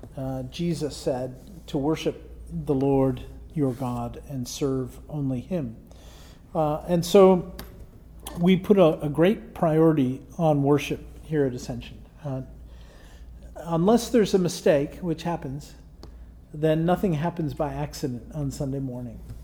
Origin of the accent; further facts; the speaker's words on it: Canada; it's nice being a Canadian some days